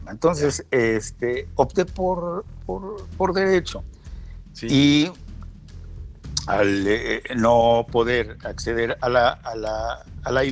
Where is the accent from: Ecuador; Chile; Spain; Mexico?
Mexico; Gómez Palacio, Durango; es un lagunero nacido en la parte de Durango, porque tenemos siempre que acotar Durango o Coahuila